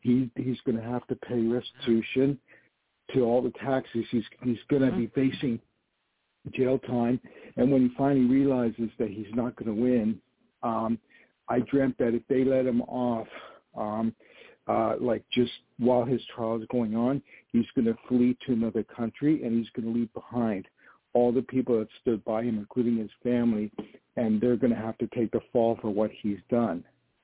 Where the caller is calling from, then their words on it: New York, United States; calling from New York.